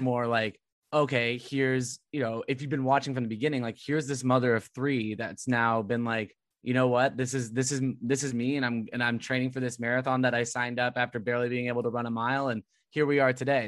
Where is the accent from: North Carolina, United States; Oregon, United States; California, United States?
California, United States; moved away as an adult; also born or lived in Woburn, Massachusetts; I lived in Woburn, Massachusetts, and I'm originally from California